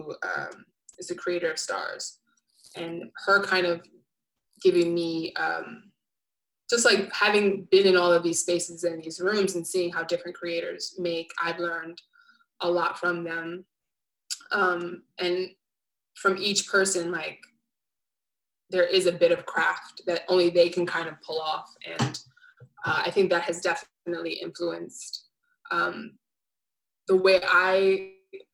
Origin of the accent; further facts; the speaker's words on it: New York City, New York, United States; I loved growing up in Flatbush because I felt safe and very tapped